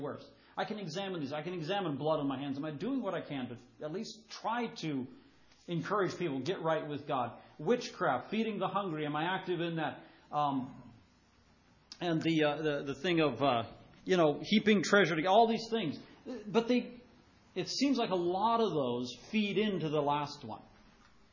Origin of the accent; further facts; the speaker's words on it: United States; we do as American Christians